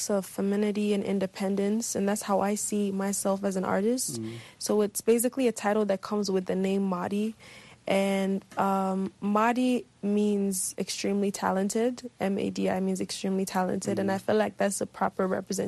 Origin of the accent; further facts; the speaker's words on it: Benin City, Edo, Nigeria; I was born in Benin City. I was raised there